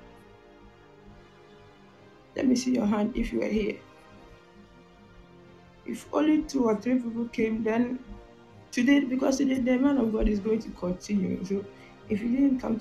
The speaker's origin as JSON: {"language": "English", "country": "Ghana", "said": "I'm from Ghana"}